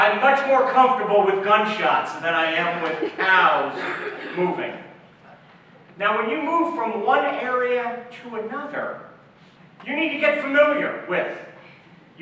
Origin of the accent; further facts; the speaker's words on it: Philadelphia, Pennsylvania, United States; moved away as an adult; also born or lived in Oklahoma City, Oklahoma; we moved from Philadelphia to Oklahoma City